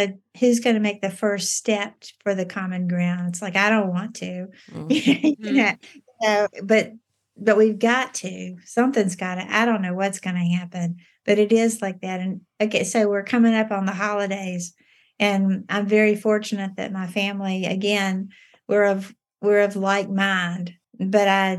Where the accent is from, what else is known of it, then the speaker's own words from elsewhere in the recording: Virginia, United States; moved away; also born or lived in North Carolina / South Carolina / Alabama / Memphis, Tennessee; I was born in North Carolina, then grew up in Virginia, and then I've lived in South Carolina